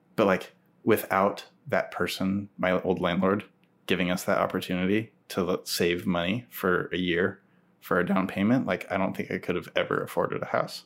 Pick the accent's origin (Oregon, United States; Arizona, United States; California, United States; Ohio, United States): Oregon, United States; Tigard; moved away as an adult; also born or lived in Oklahoma City / Portland; I grew up in Tigard